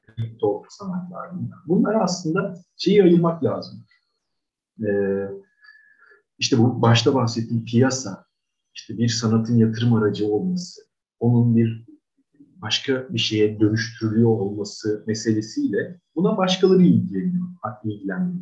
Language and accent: Turkish; Istanbul, Turkey; 1982 yılında İstanbul'da doğdum.